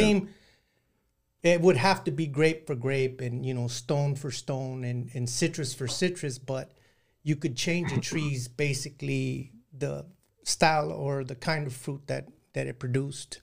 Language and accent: English; San Joaquin Valley, Northern California, United States; now in Southern California, United States; I grew up in Northern California and in the Central Valley there in San Joaquin Valley